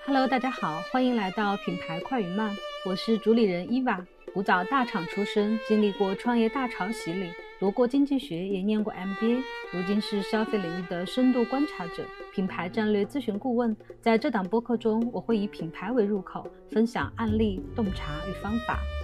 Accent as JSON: {"language": "Chinese", "country": "China", "said": "作为中国人"}